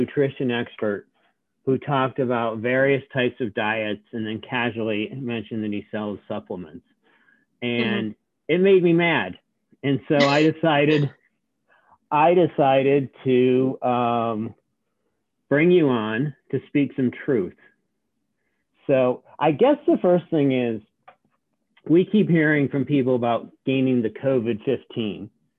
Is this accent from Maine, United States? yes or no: no; Richmond, Virginia, United States; I noticed in my hometown of Richmond, where nobody's ridden SoulCycle